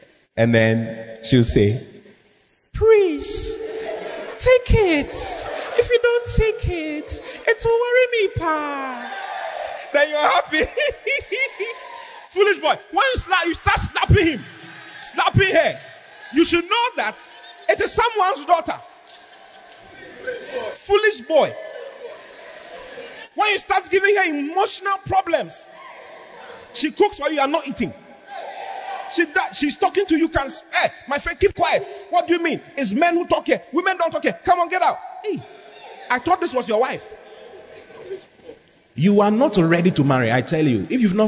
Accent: Tamale, Northern Region, Ghana; I am from Tamale. I'm from Sabun Zongo.

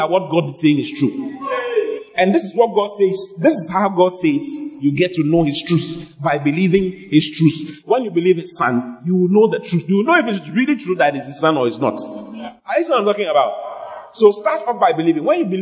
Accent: Accra, Greater Accra, Ghana; So if I'm born in Ghana. I was born in Dansoma

